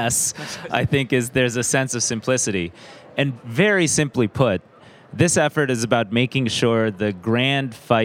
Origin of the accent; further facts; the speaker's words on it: United States; I'm an American